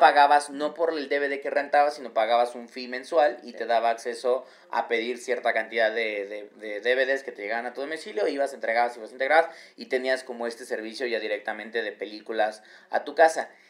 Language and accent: Spanish; Mexico